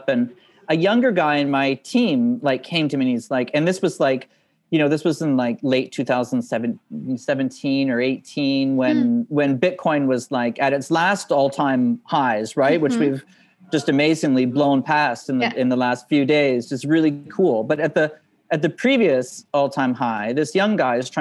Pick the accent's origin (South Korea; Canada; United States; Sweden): Canada; moved away as an adult; also born or lived in Moscow, Russia; I ended up a long way from home, like a long way from growing up in Canada